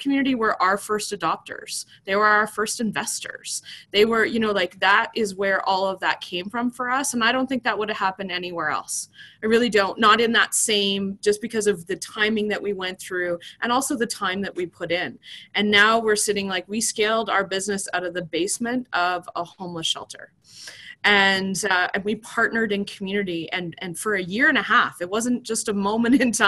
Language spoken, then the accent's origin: English; Vancouver, British Columbia, Canada; now in Calgary, Canada; my husband's from Edmonton, I'm from Vancouver, and we're in Calgary